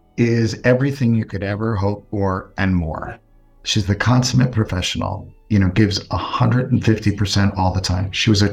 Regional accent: Freehold, New Jersey, United States; I'm actually originally from Freehold, New Jersey.

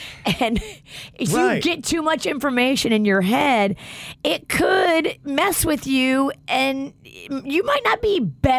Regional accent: New Orleans, Louisiana, United States; I'm from New Orleans.

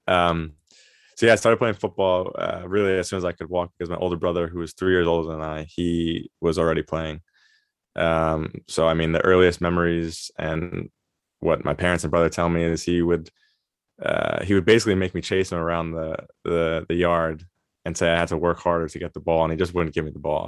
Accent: Long Island, New York, United States; moved away as an adult; also born or lived in Mongolia; now in Germany; I grew up on, uh, Long Island in New York

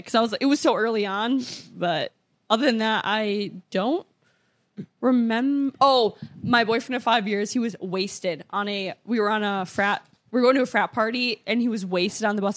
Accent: Minnesota, United States; moved away; I'm from Minnesota

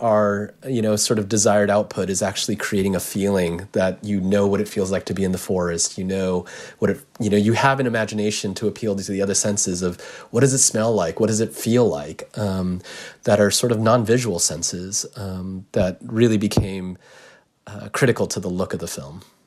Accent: United States; I'm Japanese American

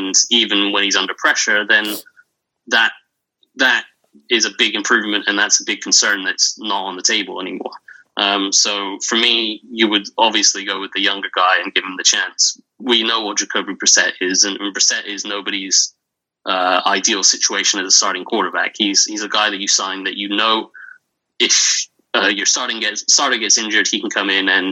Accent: England, United Kingdom; accent: English; if you haven't heard from the accent, I'm English

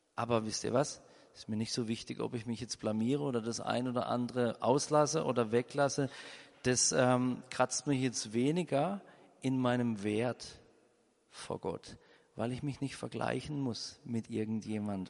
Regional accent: Germany; Wir als Deutsche

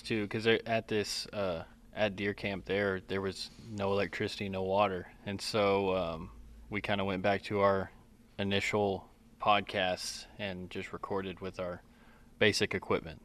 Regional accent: Collin County, Texas, United States; I grew up in Collin County

